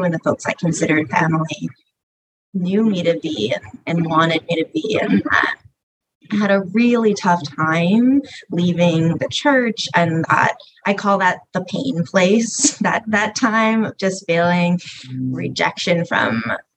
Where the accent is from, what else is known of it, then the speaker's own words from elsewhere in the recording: small town off Cape Cod, Massachusetts, United States; I was raised in a super small town off of Cape Cod in Massachusetts